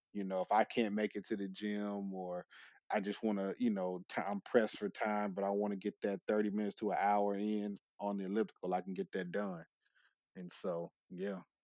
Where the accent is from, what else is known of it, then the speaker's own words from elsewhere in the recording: California, United States; moved away; I'm from California originally